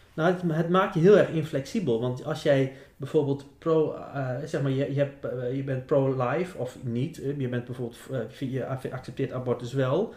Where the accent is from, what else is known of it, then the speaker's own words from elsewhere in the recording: Groningen, Netherlands; dan hebben we als Groningers niks meer in te brengen